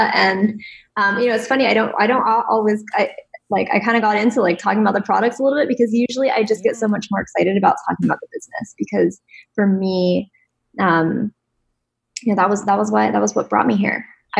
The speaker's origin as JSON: {"language": "English", "region": "East Coast", "country": "United States", "tie": "born or raised there", "said": "I grew up on the East Coast where it was like very, just a different kind of like"}